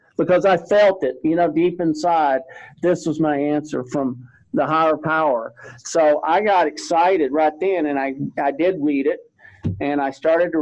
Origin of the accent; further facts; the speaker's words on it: Texas, United States; growing up in Texas